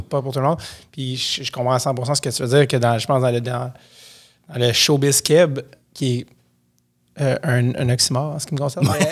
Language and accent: French; Montreal, Quebec, Canada; Moi, je viens de Montréal